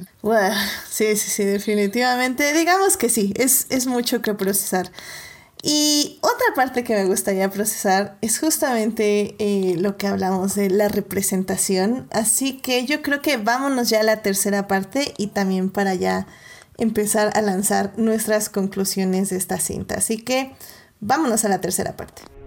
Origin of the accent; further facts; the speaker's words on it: Mexico; nosotros como mexicanos